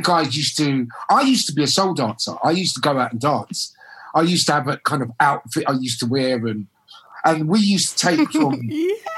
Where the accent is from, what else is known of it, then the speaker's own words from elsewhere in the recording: London, United Kingdom; growing up in South London as well, growing up in Brixton, music's around you everywhere.